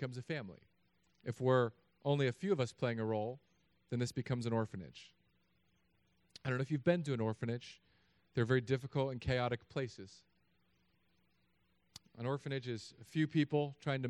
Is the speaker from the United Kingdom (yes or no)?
no; California, United States; But I'm from California.